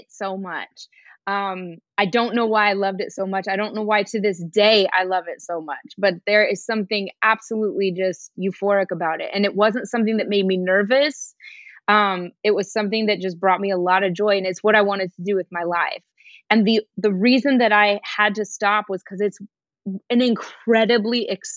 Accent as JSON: {"language": "English", "town": "Denver", "region": "Colorado", "country": "United States", "said": "I'm from Denver, Colorado"}